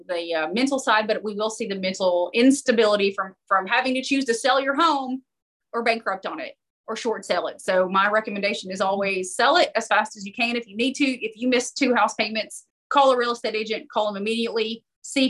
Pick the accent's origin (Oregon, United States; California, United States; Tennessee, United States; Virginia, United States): Tennessee, United States; Knoxville; Knoxville. This is my hometown